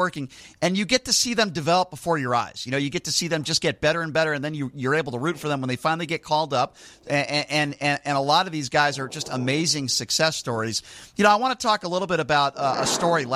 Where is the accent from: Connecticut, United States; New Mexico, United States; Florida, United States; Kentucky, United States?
Connecticut, United States; I grew up in Connecticut, and I went to Central Connecticut State University